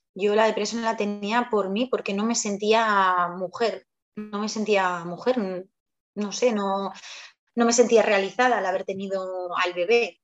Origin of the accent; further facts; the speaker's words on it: Zaragoza, Aragon, Spain; also born or lived in Barakaldo, Spain; yo nací en Maracaldo, en Bilbao, y vivo en Zaragoza desde que tenía pues eh, casi tres añitos.